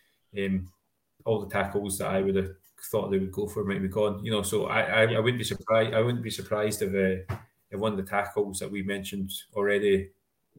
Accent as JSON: {"language": "English", "region": "Scotland", "country": "United Kingdom", "said": "we're Scottish"}